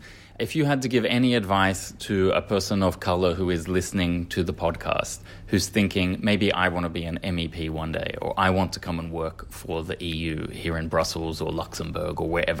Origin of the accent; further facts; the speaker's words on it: Australia; And as an Australian, that was something that I took for granted.